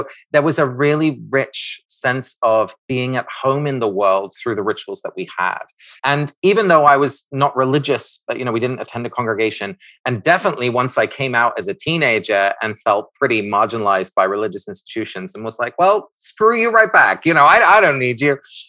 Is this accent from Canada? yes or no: no; England, United Kingdom; I grew up in the United Kingdom, in England.